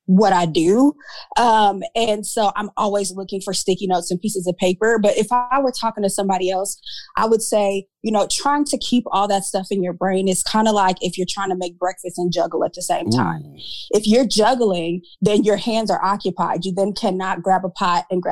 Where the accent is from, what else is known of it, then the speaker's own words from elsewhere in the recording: Omaha, Nebraska, United States; moved away as an adult; now in North Texas, United States; I'm from Nebraska. I grew up in Nebraska, born and raised, and made my way to Texas